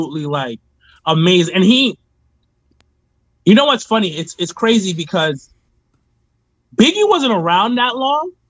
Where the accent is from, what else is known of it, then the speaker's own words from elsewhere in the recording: New York, United States; I'm from New York